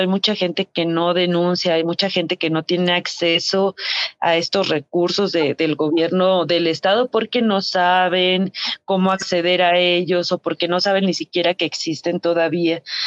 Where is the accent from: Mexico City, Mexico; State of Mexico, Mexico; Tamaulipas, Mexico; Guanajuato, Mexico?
Guanajuato, Mexico; somos del estado de Guanajuato